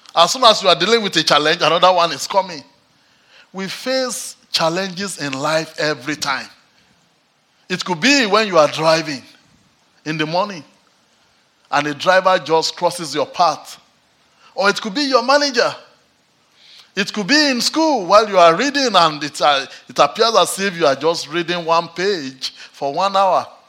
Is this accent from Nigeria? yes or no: yes; Nigeria; now in Manchester, United Kingdom